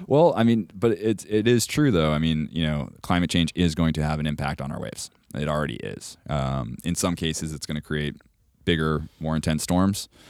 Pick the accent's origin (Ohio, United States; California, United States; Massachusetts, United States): Massachusetts, United States; Cape Cod; moved away; I'm from Cape Cod originally. So I'm born and raised, like, towny.